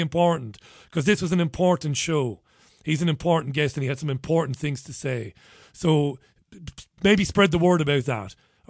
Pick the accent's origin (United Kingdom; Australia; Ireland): Ireland; As an Irishman, I'm proud of what you and Gemma done.